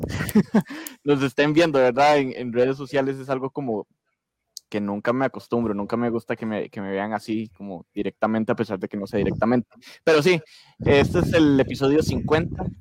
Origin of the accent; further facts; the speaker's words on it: Costa Rica; como buen tico